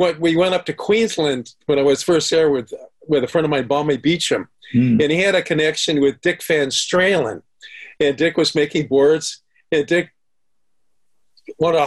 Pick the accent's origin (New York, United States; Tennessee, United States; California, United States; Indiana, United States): California, United States; Huntington Beach; moved away as an adult; also born or lived in San Clemente, United States; now in Mexico; My high school, Huntington Beach